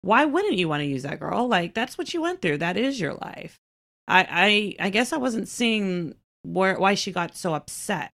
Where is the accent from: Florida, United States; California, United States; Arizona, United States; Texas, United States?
Texas, United States; I am, you know, born and raised here. I was born in Texas